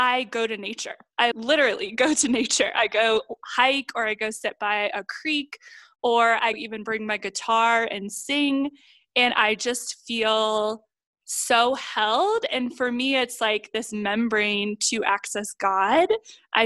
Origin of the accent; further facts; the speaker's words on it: Ohio, United States; my hometown in Ohio